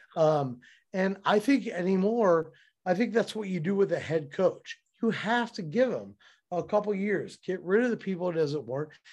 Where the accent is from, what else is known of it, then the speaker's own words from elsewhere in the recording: Cincinnati, Ohio, United States; I'm from Cincinnati.